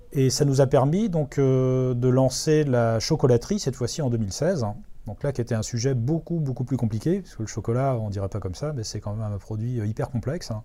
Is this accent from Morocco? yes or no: no; Brittany, France; en tant que Breton